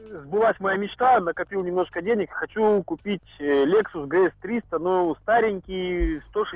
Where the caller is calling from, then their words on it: Omsk, Omsk Oblast, Russia; я вообще из Омска звоню, из Сибири. То есть у нас здесь преимущественно праворукие машины